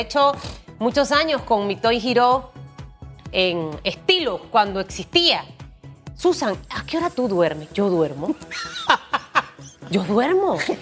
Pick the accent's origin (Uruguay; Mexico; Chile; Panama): Panama